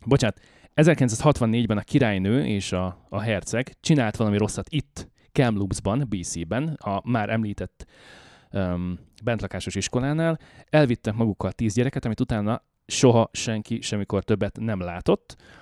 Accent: Hungary; now in Canada; európaiként, magyarként

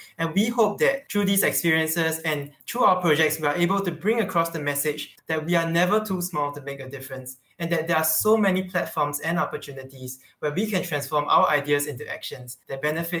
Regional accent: Singapore; All three of us, we come from Singapore, which is a small country deprived of natural resources surrounded by seawater. So clean water is actually a very precious resource to us

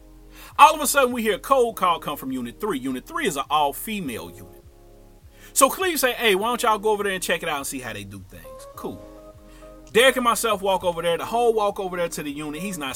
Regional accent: St. Louis, Missouri, United States; … is a cool cat from STL. He's from St. Louis. He'll let you know. I'm from St. Louis.

